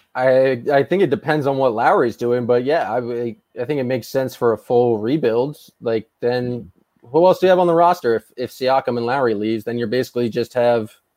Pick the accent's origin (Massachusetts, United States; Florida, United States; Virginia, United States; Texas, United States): Massachusetts, United States; Boston; I grew up in Boston